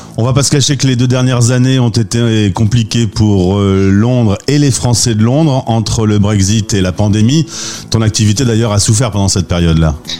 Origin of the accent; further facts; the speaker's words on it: France; chez nous en France